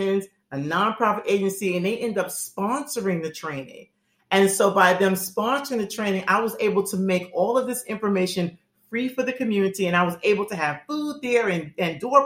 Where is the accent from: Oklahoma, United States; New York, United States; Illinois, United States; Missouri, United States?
New York, United States; growing up in New York